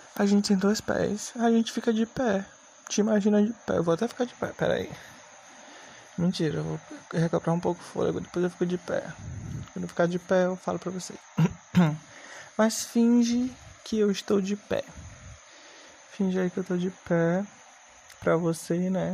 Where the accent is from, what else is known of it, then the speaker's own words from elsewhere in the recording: Maranhão, Brazil; Inclusive eu sou do Maranhão